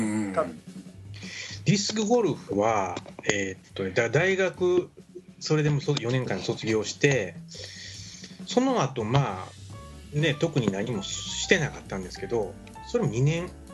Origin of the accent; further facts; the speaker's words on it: Mie, Japan; 三重県です僕も三重県ですよ